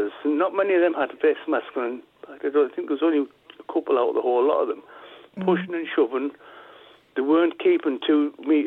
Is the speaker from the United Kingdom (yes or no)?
yes; Middleton-in-Teesdale, North East England, United Kingdom; moved away; I'm from up near... originally, I was born up near Barnard Castle, a place called Middleton, Teesdale